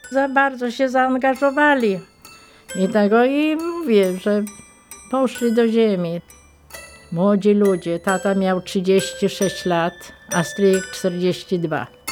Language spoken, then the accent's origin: Polish; Malice, Lublin Voivodeship, Poland; Pochodzę z Malic. Mieszkałam przy drodze, która prowadzi z Werbkowic do Tyszowiec.